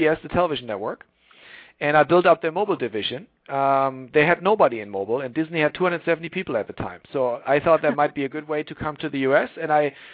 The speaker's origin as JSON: {"language": "English", "country": "Germany", "tie": "born or raised there", "also_born_or_lived": "Tokyo, Japan", "moved": "as an adult", "lives_now": "Silicon Valley, United States", "said": "I grew up in Germany, but I grew up in this tiny village of 5,000 people"}